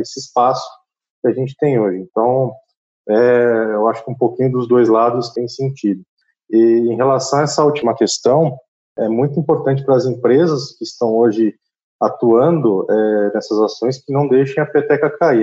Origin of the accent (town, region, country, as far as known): Brazil